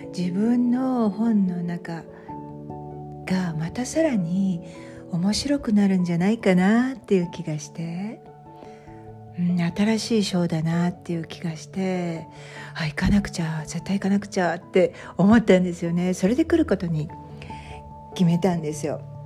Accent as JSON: {"language": "Japanese", "country": "Japan", "tie": "born or raised there", "moved": "as an adult", "said": "私日本で生まれた日本人なんですけれど"}